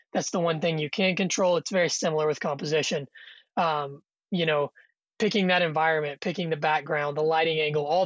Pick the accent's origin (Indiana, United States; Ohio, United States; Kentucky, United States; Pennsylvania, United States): Kentucky, United States; moved away as an adult; now in Yellowstone National Park, United States; I'm originally from Kentucky